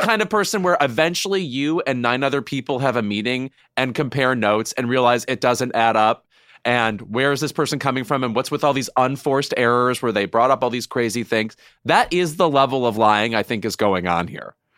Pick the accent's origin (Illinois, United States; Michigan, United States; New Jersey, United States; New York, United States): Illinois, United States; Joliet area; They shot that all around my hometown.